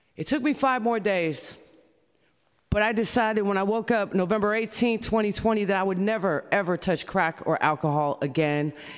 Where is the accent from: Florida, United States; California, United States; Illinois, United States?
California, United States; San Francisco; I'm from San Francisco, California